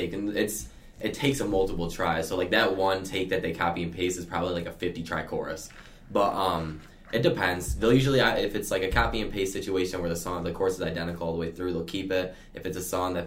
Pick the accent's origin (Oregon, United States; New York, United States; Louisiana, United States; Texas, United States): New York, United States; Elmira; I'm from Elmira